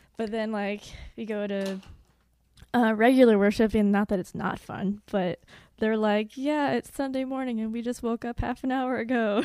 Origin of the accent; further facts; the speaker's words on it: Edwardsville, Illinois, United States; I'm from Edwardsville, Illinois.